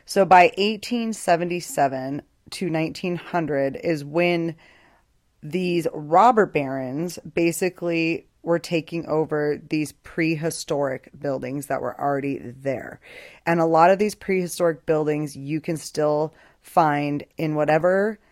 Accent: Boise, Idaho, United States; moved away as an adult; now in Albuquerque, United States; I grew up in Boise, Idaho for 21 years. I lived there, moved to Albuquerque, New Mexico, lived here 22 years

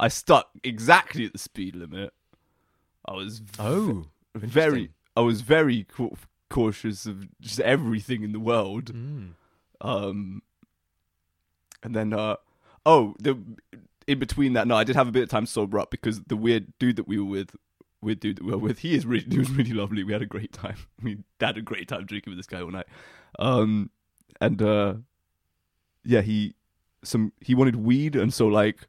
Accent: United Kingdom; we are British

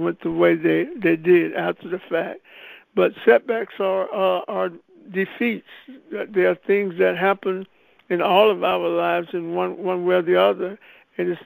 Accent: Anderson, South Carolina, United States; I was born in Anderson, South Carolina

